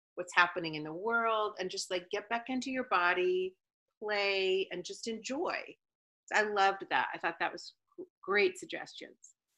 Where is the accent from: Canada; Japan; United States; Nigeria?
Canada; I'm from Canada, and so I was frozen half of my life